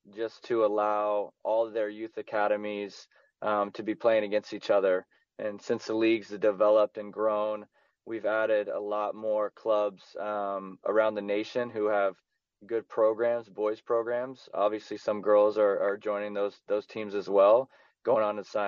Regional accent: Houston, Texas, United States; also born or lived in Kansas City; I'm from Houston

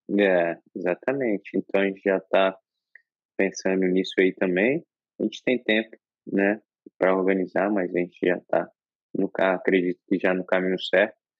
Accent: Brazil; como brasileiro

